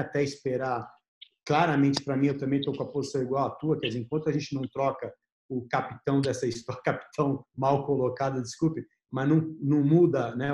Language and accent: Portuguese; Brazil; como brasileiro